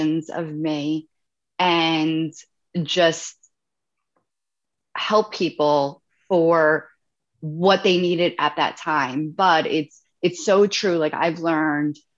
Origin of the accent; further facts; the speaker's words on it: Italy; I'm from Italy